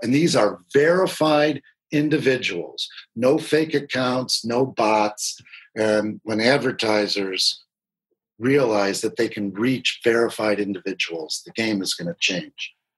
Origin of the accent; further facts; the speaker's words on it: Michigan, United States; moved away as an adult; also born or lived in Washington, D.C.; now in California, United States; I moved back to my home state of Michigan